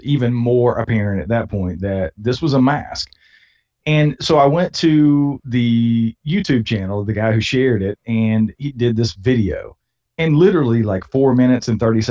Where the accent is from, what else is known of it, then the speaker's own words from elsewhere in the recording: Georgia, United States; now in Lenoir, United States; I was born and raised in Georgia